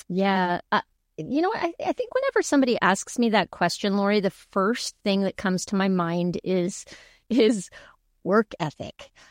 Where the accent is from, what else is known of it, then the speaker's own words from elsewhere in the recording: El Paso, Texas, United States; moved away; also born or lived in New York; I grew up in El Paso, Texas